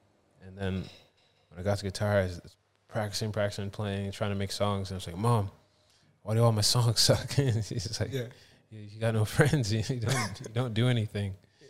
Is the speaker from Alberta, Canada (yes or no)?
no; Toronto, Ontario, Canada; born there; also born or lived in Halifax, Canada; I'm from Canada. I was born in Toronto, and then I moved to a place called Halifax, Nova Scotia, and that's where … was created.